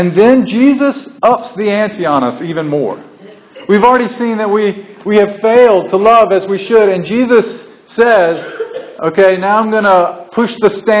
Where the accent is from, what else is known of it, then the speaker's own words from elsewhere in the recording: the South, United States; I'm a southern boy born and bred in the South